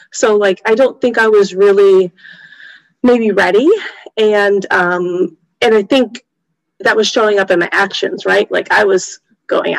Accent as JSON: {"language": "English", "region": "Michigan", "country": "United States", "also_born_or_lived": "North Carolina", "moved": "as an adult", "said": "I'm from Michigan"}